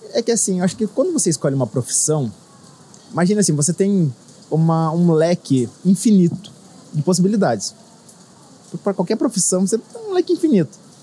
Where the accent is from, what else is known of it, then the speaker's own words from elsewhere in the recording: Sorocaba, São Paulo, Brazil; sou de Sorocaba, no interior de São Paulo